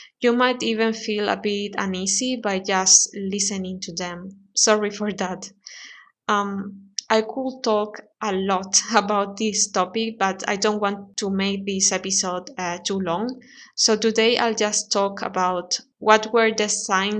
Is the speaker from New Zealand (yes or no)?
no; Spain; English is a second language; I'm from Spain. I live in Spain